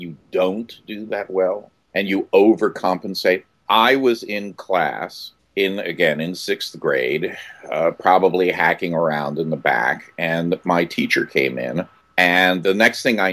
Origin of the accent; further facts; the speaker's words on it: Philadelphia, Pennsylvania, United States; moved away as an adult; I grew up in Philadelphia. I grew up in Philadelphia, Center City, for the first, 7 or 8 years. And then my folks moved out to the suburbs